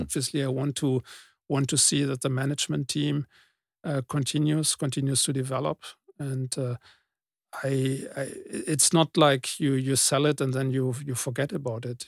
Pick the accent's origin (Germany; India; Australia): Germany; I'm coming from Germany